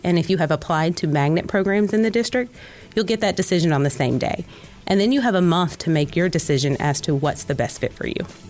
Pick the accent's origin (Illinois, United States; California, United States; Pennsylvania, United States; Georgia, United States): Georgia, United States; Conyers; I did not grow up in Cobb County. I grew up primarily in Conyers, Georgia.